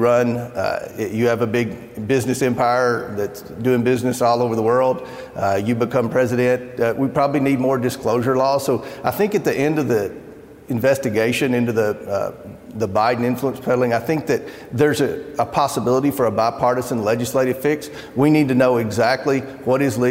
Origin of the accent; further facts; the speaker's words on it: Kentucky, United States; my home state of Kentucky